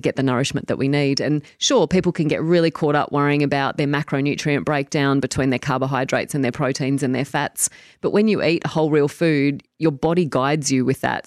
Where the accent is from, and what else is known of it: Tamworth, New South Wales, Australia; born or raised there; moved away as an adult; now in New Zealand